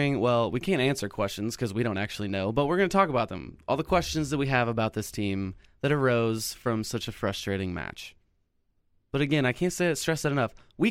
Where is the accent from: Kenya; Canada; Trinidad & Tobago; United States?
United States; Lee's Summit, Missouri; I am from here. I'm from Lee Summit, Missouri.